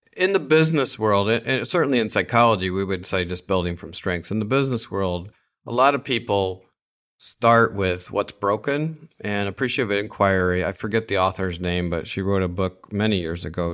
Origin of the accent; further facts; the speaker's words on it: Saginaw, Michigan, United States; the nice little neat family growing up in Saginaw, Michigan